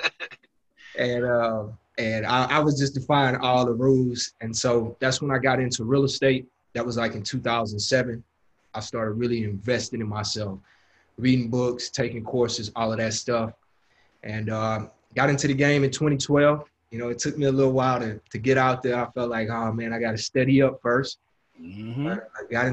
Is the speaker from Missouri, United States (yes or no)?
no; Houston, Texas, United States; So I'm from Houston, Texas, born and raised. And I grew up in South Park, which is one of the hoods of Houston